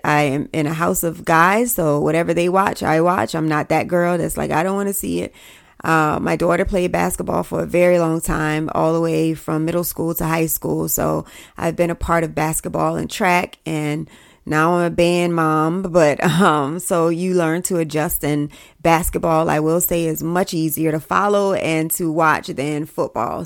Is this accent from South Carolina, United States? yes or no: yes; South Carolina, United States; I'm from South Carolina